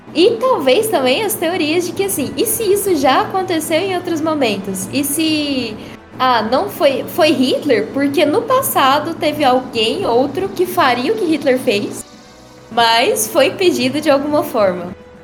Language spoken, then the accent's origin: Portuguese; Goiás, Brazil; sou goiano do pé rachado.